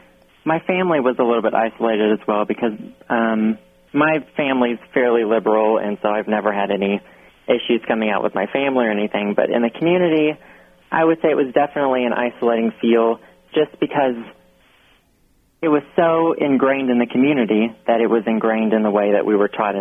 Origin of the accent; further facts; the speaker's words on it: central Arkansas, United States; I grew up in a very, very small town in central Arkansas.